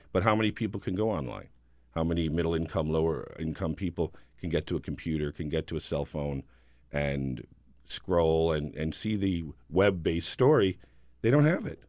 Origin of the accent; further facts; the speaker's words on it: New Jersey, United States; I'm from New Jersey